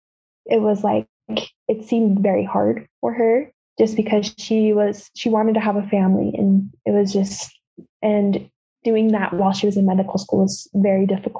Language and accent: English; Utah, United States; I grew up here in Utah